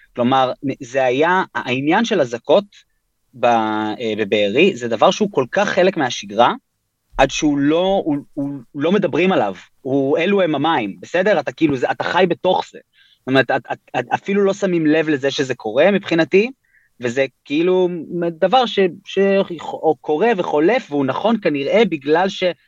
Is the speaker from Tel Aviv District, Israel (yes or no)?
yes; Tel Aviv, Tel Aviv District, Israel; also born or lived in New York, United States; אני בן 31, גדלתי בתל אביב. נולדתי בניו יורק להורים ישראלים, אבל בגיל שנתיים וקצת עלינו לארץ